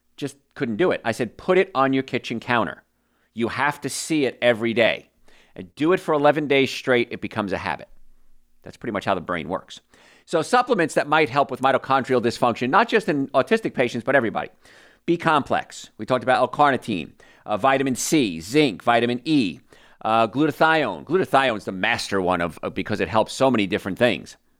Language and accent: English; New Jersey, United States; I grew up in New Jersey, and I grew up in a place called Cancer Alley